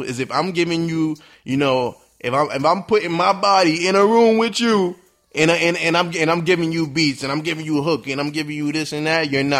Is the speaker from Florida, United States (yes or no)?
no; New York City, New York, United States; I'm a young man. I'm from New York City, born and raised.